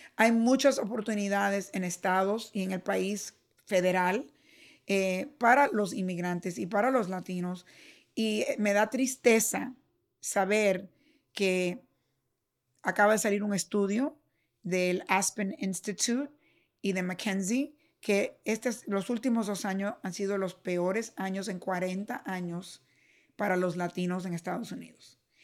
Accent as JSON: {"language": "Spanish", "country": "Cuba", "tie": "born or raised there", "moved": "yes", "lives_now": "United States", "said": "nací en Cuba y vine aquí"}